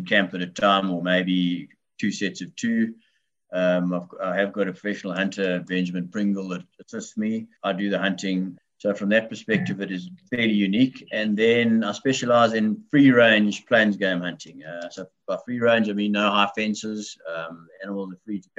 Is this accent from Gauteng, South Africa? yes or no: no; Bedford, Eastern Cape, South Africa; I've lived my entire life in the Bedford area of the Eastern Cape of South Africa